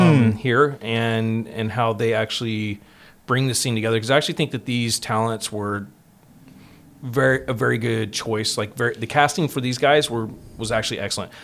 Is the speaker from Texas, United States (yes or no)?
yes; Texas, United States; I'm from Texas.